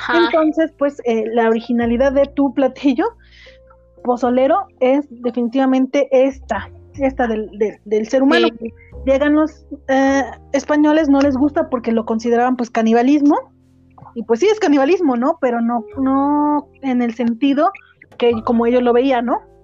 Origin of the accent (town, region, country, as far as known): Mexico